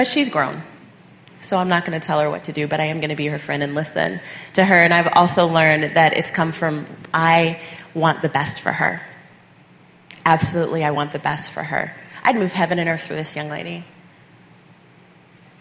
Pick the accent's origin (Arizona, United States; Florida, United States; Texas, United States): Texas, United States; We are Texan.